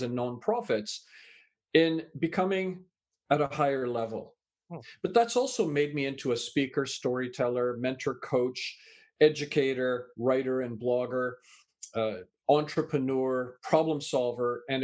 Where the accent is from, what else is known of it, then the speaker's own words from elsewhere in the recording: Canada; also born or lived in England; I was born in England, raised in Canada